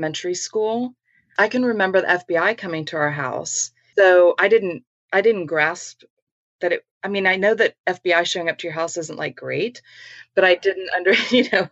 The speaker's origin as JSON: {"language": "English", "town": "San Antonio", "region": "Texas", "country": "United States", "tie": "born or raised there", "said": "I was born and raised in San Antonio"}